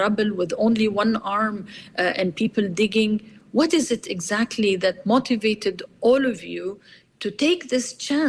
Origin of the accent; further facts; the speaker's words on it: Kuwait; moved away; when I was growing up in Kuwait